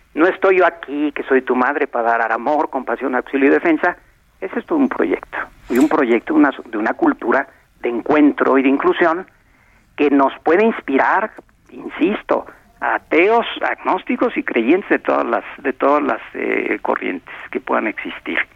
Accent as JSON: {"language": "Spanish", "country": "Mexico"}